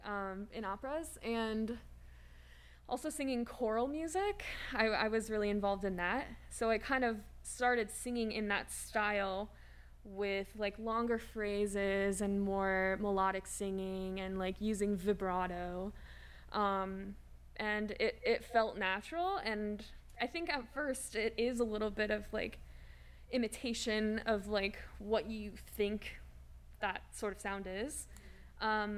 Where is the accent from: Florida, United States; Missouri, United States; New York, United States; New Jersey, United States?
Missouri, United States; St. Louis; I grew up in St. Louis